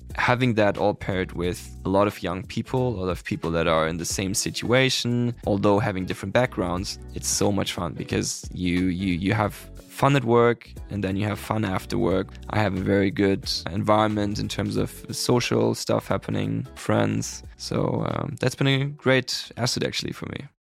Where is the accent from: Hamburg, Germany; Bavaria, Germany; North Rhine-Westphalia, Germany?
Hamburg, Germany; moved away as an adult; also born or lived in Lund, Sweden; now in Sweden; I'm from Hamburg. I was born and raised there